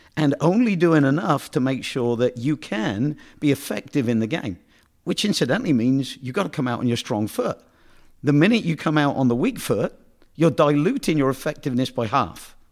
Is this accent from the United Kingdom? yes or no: yes; United Kingdom; now in United States; I'm from Britain